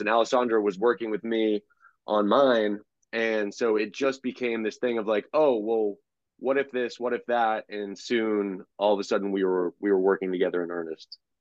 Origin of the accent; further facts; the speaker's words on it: Houston, Texas, United States; moved away; also born or lived in Boston; I was born in 1981 in Houston